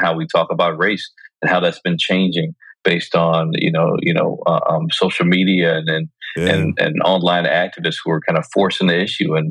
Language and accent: English; Chicago, Illinois, United States; now in New York, United States; I was born and raised in Chicago